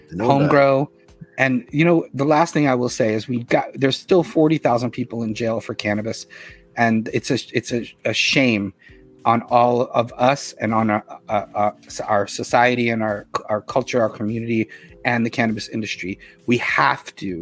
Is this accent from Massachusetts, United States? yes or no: yes; Boston, Massachusetts, United States; now in New York, United States; I'm from Boston. I live in New York now for 30 years.